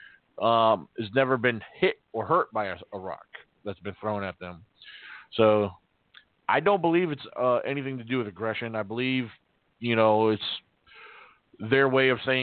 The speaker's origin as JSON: {"language": "English", "region": "Virginia", "country": "United States", "tie": "born or raised there", "also_born_or_lived": "Massachusetts", "said": "I'm from Massachusetts, but I grew up here in Virginia"}